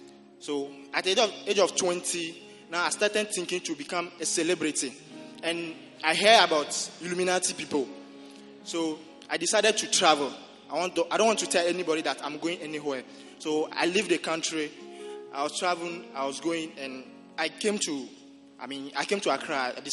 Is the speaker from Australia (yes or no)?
no; Togo; moved away as an adult; I'm from Togo.